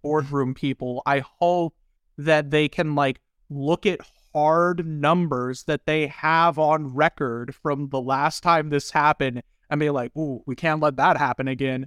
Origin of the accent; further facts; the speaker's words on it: Southern Indiana, United States; I grew up in Indiana